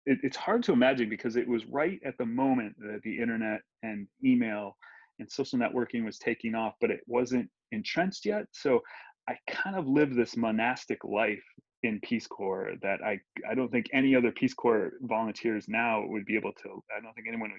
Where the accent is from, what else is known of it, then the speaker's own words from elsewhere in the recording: Ohio, United States; moved away as an adult; now in Guatemala; someone who grew up right where I did